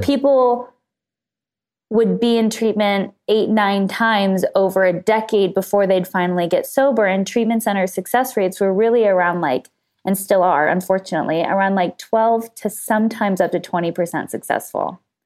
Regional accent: Los Angeles, California, United States; I grew up in Los Angeles, just right outside of L A in the suburbs

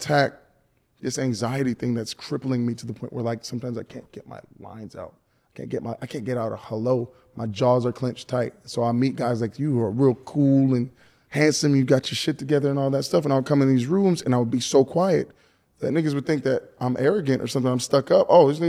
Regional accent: the South, United States; Again, I grew up in the South where it's like kind of unacceptable.

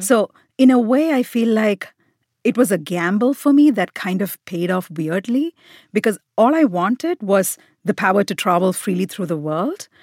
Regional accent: India; moved away as an adult; now in United States; I am very much Indian. Um, India is the country where I feel most at home, most comfortable

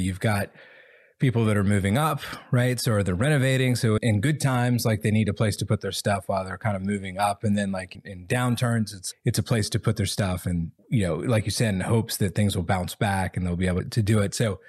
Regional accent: the South, United States; especially like I'm from the South, right? Like you don't want to offend anybody.

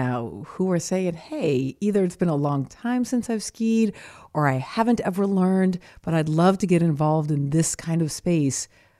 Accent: Southeast, United States; me growing up in the Southeast, I did not.

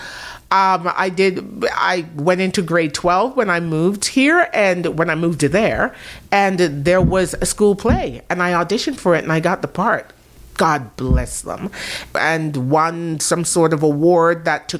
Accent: Jamaica; moved away; when I was growing up in Jamaica

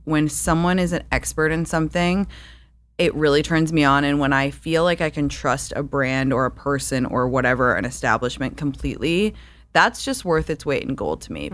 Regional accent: London, United Kingdom; moved away; I grew up in London

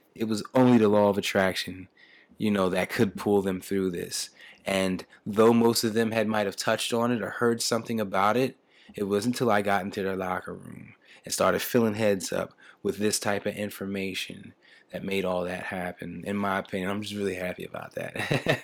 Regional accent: Camden, New Jersey, United States; I was born and raised in Camden, New Jersey

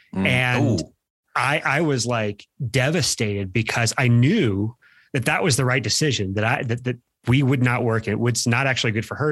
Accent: Midwest, United States; now in Boulder County, United States; We're from the Midwest

